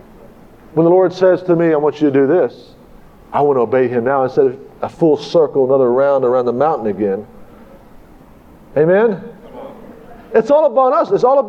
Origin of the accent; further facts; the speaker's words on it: Tulsa, Oklahoma, United States; I came from Tulsa, and I got the cart ahead of the horse.